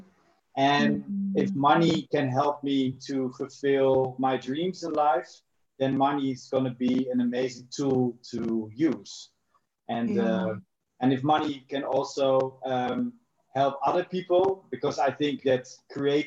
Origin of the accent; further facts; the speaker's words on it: Netherlands; moved away as an adult; also born or lived in South Africa; I'm from the Netherlands. I've lived in South Africa for 10 years.